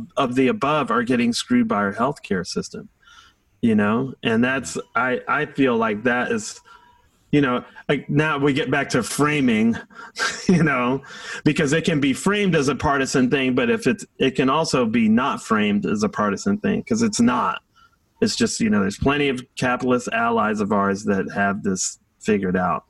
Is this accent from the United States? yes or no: yes; Washington, District of Columbia, United States; I grew up in Southeast Washington